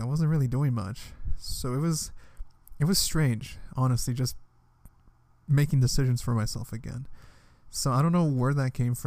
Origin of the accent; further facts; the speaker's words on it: Washington, District of Columbia, United States; moved away as an adult; from D.C., like, the other Washington